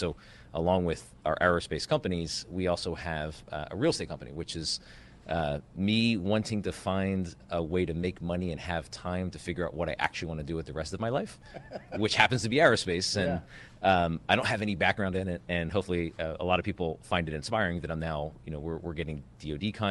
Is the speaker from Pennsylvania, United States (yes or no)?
yes; Delaware County, Pennsylvania, United States; a Delco boy, so I was born and raised in Delaware County, just outside of Philadelphia.